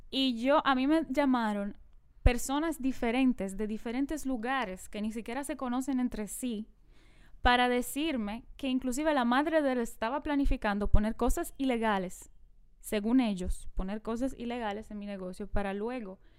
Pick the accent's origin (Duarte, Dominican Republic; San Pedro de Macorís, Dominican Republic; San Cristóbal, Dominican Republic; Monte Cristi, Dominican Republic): San Pedro de Macorís, Dominican Republic; En San Pedro de Macorís, yo que me crié en San Pedro